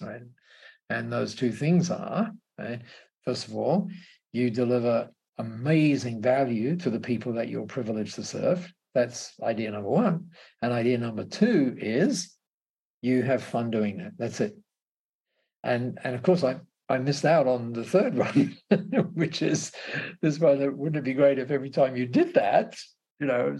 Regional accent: Australia; I was regarded as an Aussie bloke

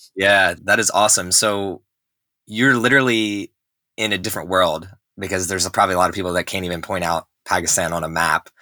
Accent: New Jersey, United States; moved away; also born or lived in Texas; I grew up in New Jersey

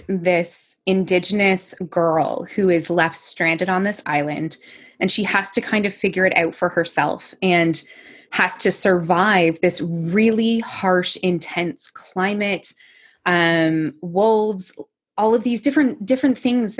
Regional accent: Sweaburg, Ontario, Canada; moved away as an adult; now in London, Canada; Sweeburg, Ontario, which very few people will actually know where that is. But if you've traveled on the 401 from London towards Toronto, there's like Sweburg Road is an exit.

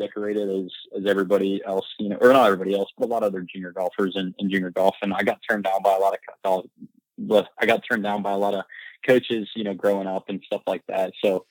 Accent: Midwest, United States; I mean, I'm from the Midwest, you know, from not necessarily a small town, but pretty much in the middle of nowhere.

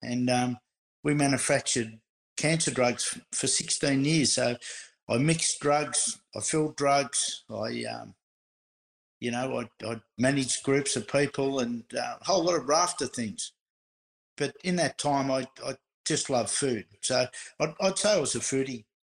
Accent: Bomb Beach, Victoria, Australia; I grew up in Bomb Beach in Victoria

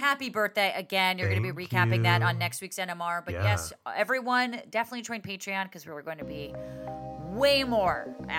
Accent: Englewood, New Jersey, United States; I was born in Englewood

